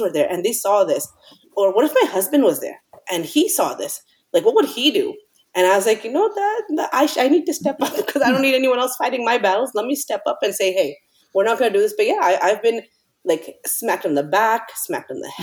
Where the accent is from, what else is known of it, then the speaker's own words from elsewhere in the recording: New York, United States; moved away; we grew up in uh, mostly in new york part of it uh, well the good beginning part of it in new york